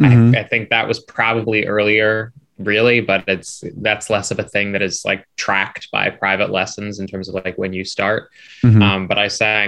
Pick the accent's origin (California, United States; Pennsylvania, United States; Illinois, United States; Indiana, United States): Pennsylvania, United States; Philadelphia; born or raised there